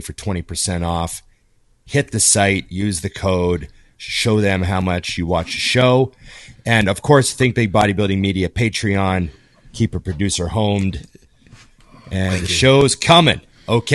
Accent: Canada; I'm Canadian.

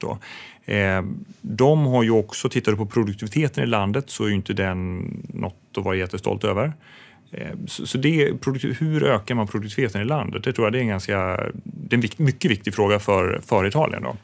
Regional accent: Sweden; som svensk

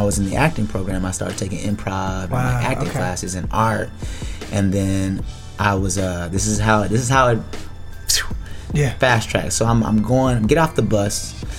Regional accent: Texas, United States; And I'm from Texas, so ain't too much I'm going to be afraid of right off the bat.

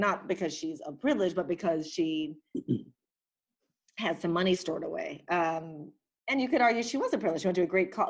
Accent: Philippines; I'm from the Philippines

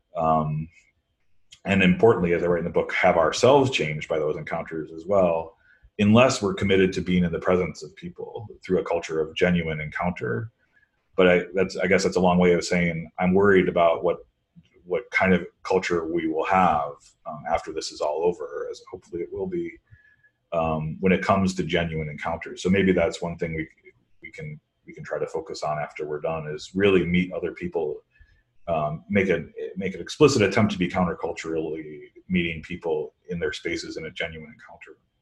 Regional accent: Midwest, United States; now in East Coast, United States; I grew up in the Midwest

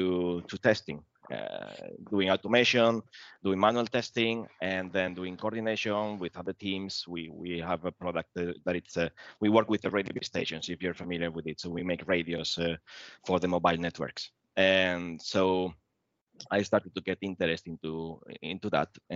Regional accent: Spain; moved away as an adult; now in Sweden; I'm actually from Spain

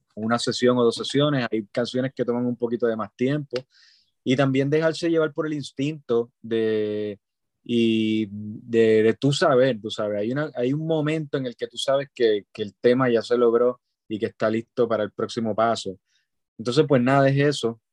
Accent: Puerto Rico; soy un músico este, puertorriqueño

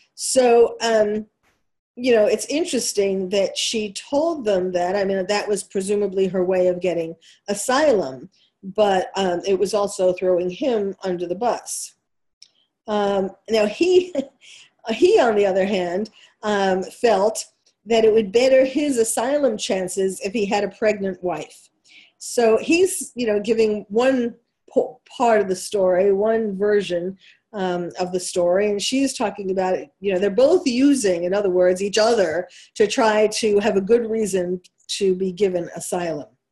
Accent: New York, United States; accent: New York; that's my New York accent coming through

